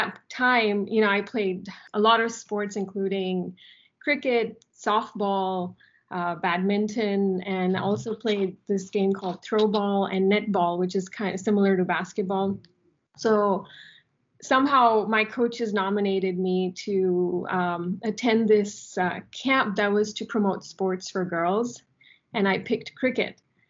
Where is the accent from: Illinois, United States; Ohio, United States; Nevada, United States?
Nevada, United States; Las Vegas; cricket with friends growing up in Vegas, followed cricket regularly